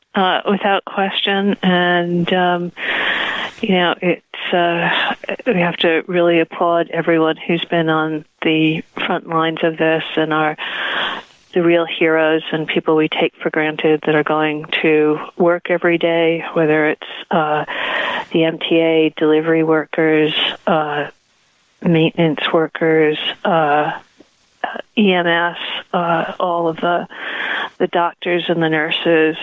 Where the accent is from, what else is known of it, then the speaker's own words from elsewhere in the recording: Providence, Rhode Island, United States; moved away as an adult; also born or lived in New York; I grew up in Providence, Rhode Island, and I moved uh, to New York to go to NYU